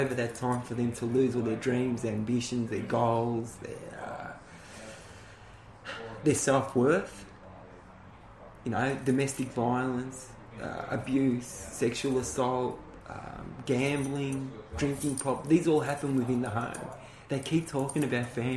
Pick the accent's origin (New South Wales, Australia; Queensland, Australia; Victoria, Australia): Victoria, Australia; Thomastown; also born or lived in Richmond, Victoria; I was born in Richmond. As the family got bigger and they started closing down the factories, my parents moved out to Thomastown